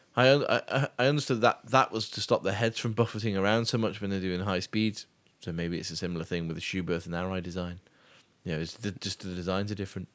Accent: United Kingdom; I'm British

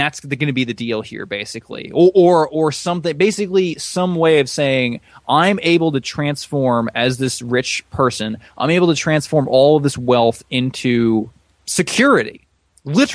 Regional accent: United States; As an American

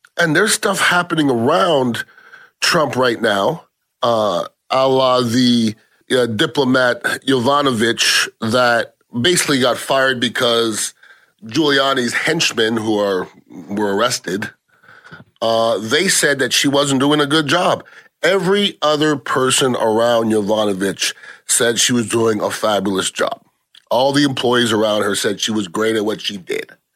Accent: United States; As an American

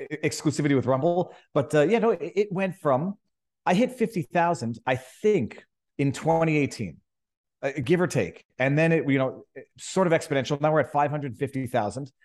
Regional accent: Canada; moved away as an adult; now in Florida, United States; the mountainous freezing cold that we're used to in Canada

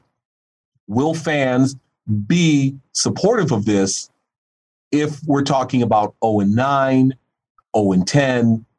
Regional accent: Buffalo, New York, United States; I grew up in Buffalo

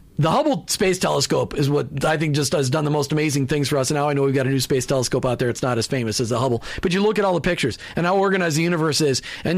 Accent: Minnesota, United States; And I grew up in Minnesota. Let's put that in perspective. 10,000 lakes, 20,000 ponds, and I learned how to play golf, which you can only do 4 months of the year in Minnesota anyway.

